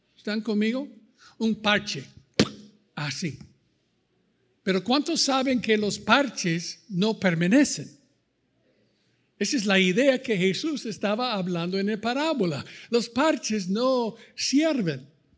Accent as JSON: {"language": "Spanish", "country": "United States", "also_born_or_lived": "Costa Rica / Ecuador", "second_language": "Spanish", "moved": "as an adult", "lives_now": "Chapala, Mexico", "said": "Cuando salimos de los Estados Unidos en 84, salí de un pastoreado allí"}